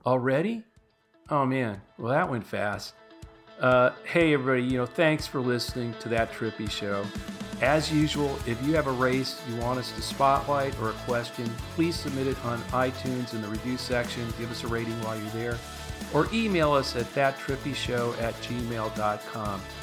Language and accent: English; Los Angeles, California, United States; moved away; also born or lived in East Coast; I grew up in Los Angeles